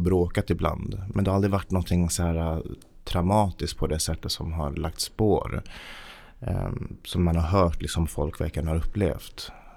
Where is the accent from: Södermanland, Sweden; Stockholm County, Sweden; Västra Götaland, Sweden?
Stockholm County, Sweden; Haninge; also born or lived in Kista; jag föddes i Kista. Vi flyttade till Haninge när jag var sju år